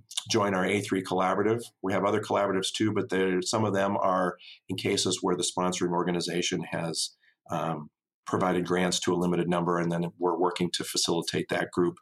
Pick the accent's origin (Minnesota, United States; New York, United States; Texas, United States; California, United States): Minnesota, United States; Tyler; I grew up in Tyler, Minnesota, population 1,250 people in southwestern Minnesota.